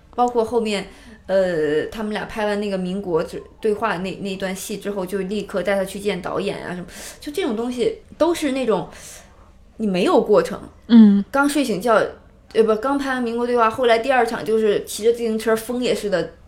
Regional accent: Baoding, Hebei, China; moved away; also born or lived in Beijing; 其实我是保定人嘛，嗯。没有，家里没有水，没有海的没有那个见过，家乡没有海

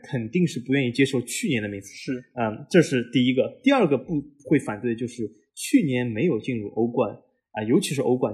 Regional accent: Shanghai, China; moved away; 我和老 A，我们都是，呃，来自于，呃，上海的八零后

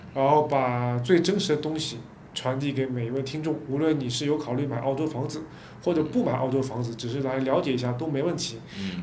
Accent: China; 我们中国人

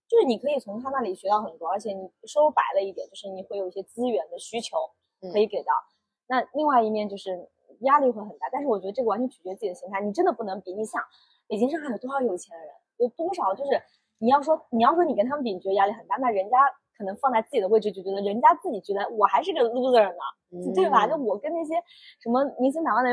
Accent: Beijing, China; 不是你非得说啊，我从北京来我就怎么怎么，嗯，北京就怎么怎么好

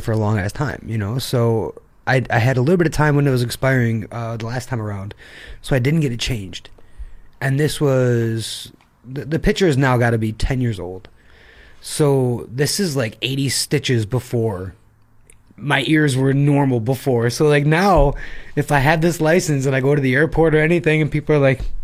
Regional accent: Attica, New York, United States; now in Shanghai, China; there's more cows than people where I'm from.

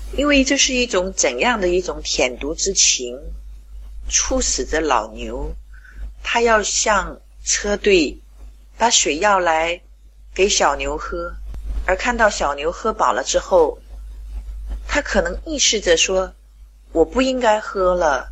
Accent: Qingdao, Shandong, China; 我是来自青岛的

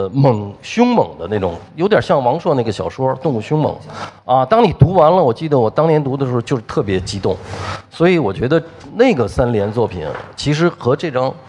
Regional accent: China; 但是呢，我们中国人他很早以前我们就政教分离了，大概在这个周朝的时候就政教就分离了。其实我们中国人离这个自然非常非常远了

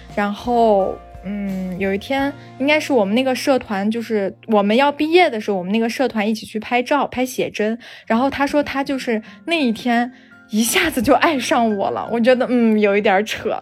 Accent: the Northwest, Northwest China, China; now in Chengdu, China; 我家是西北的

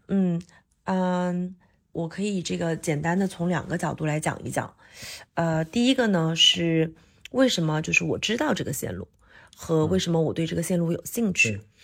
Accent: Hunan, China; now in Shanghai, China; 常住上海的香妹子

